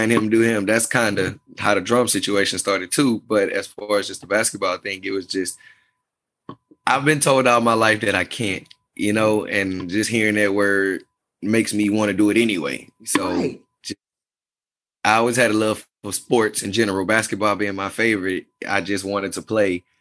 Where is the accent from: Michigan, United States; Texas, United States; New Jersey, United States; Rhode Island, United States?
Texas, United States; Beaumont; now in Houston, United States; I'm originally from Beaumont, Texas